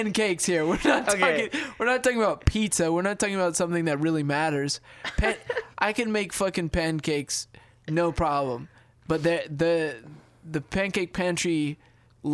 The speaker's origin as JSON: {"language": "English", "country": "United States", "said": "I'm an American"}